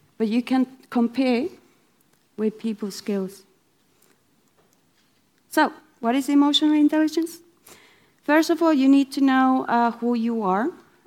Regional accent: Finland; I'm from Finland

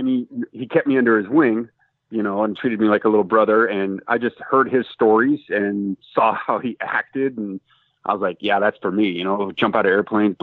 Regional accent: Washington, United States; also born or lived in California; when my dad retired from LAPD, I think 22 years, we moved up to Washington State. And I finished elementary school, middle school, high school, all that stuff

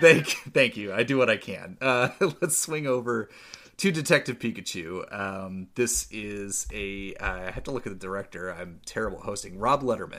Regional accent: St. Helens, Oregon, United States; there was a card shop in, in my hometown, in the, the small town of Saint Helens, Oregon.

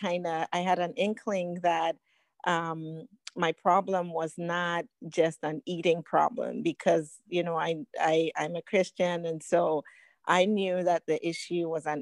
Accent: Ghana; now in United States; I was born in Ghana, West Africa

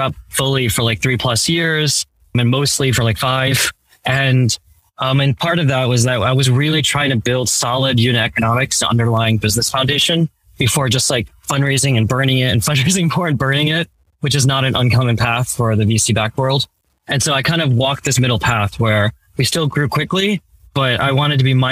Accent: New Jersey, United States; also born or lived in Manhattan, New York City; shortly after I was born, my parents saved up enough to go move across the river to Jersey. And that's where I ended up kind of being raised

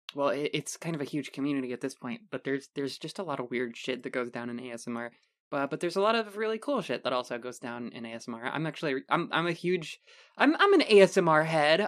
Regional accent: United States; we are dumb American

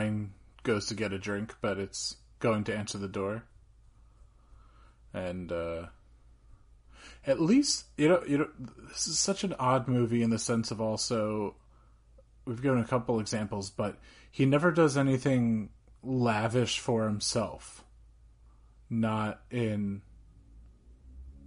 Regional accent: New Jersey, United States; I am from New Jersey

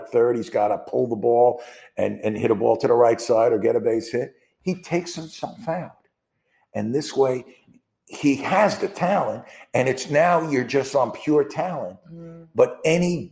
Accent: New York, United States; I'm from New York

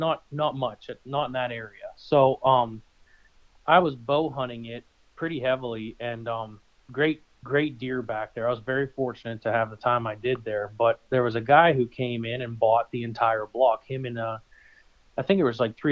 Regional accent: Northeast Ohio, United States; moved away as an adult; now in Erie, United States; I'm originally from Ohio. I spent the better part of my life in Northeast Ohio

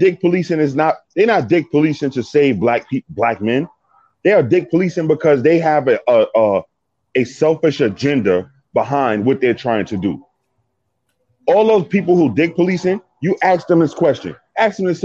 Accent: New York, United States; I'm from New York, in the streets of New York

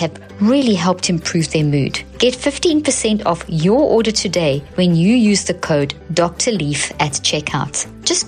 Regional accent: South Africa; I grew up in South Africa, the apartheid South Africa

